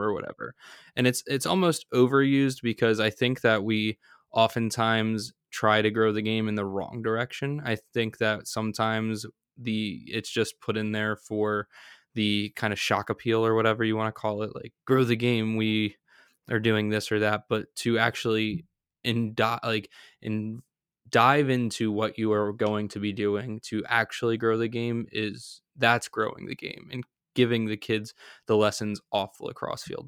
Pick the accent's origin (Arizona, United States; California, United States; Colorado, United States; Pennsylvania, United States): Pennsylvania, United States; outside Philadelphia; I grew up right outside of Philadelphia